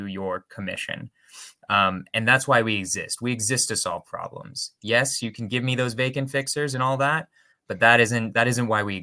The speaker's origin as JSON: {"language": "English", "region": "California", "country": "United States", "tie": "born or raised there", "lives_now": "Berkeley, United States", "said": "I grew up in California"}